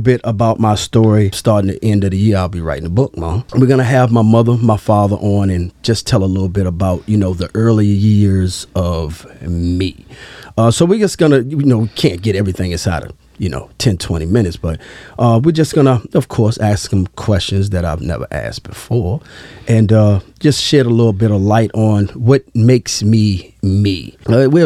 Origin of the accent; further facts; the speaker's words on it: Fayetteville, North Carolina, United States; I was born in Fayetteville